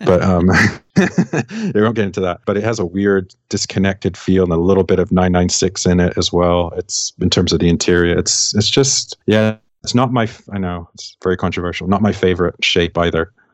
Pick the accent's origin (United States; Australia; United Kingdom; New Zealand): United Kingdom; England; I'm from England